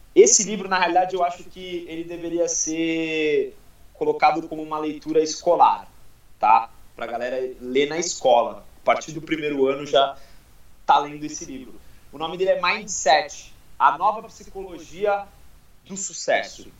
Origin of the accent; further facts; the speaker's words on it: Guarujá, São Paulo, Brazil; Eu, eu sou do Guarujá